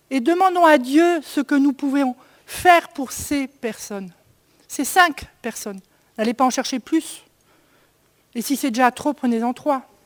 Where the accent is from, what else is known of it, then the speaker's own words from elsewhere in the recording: Sainte-Marie-aux-Mines, Grand Est, France; de là où je viens, la vallée de Sainte-Marie-aux-Mines